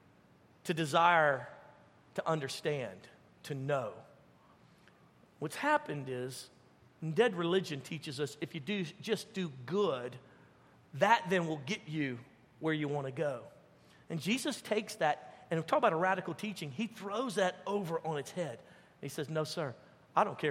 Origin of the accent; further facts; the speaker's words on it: Louisiana, United States; we're from Louisiana